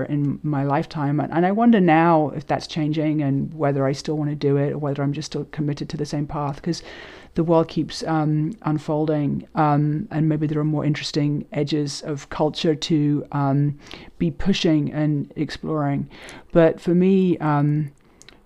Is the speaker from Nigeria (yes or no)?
no; London, United Kingdom; moved away as an adult; also born or lived in New York; Growing up in London